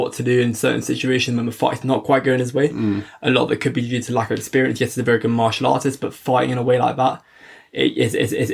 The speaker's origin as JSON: {"language": "English", "region": "England", "country": "United Kingdom", "said": "we're English ourselves"}